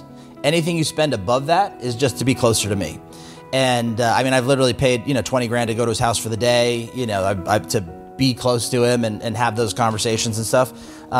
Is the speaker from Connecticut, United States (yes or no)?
no; California, United States; born there; I was born on Camp Pendleton. Both my parents were Marines.